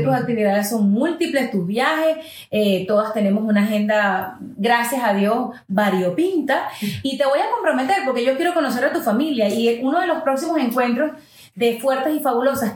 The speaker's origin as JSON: {"language": "Spanish", "country": "United States", "first_language": "English", "second_language": "Spanish", "said": "aunque hable muy bien el español, soy americana y es mi primer idioma"}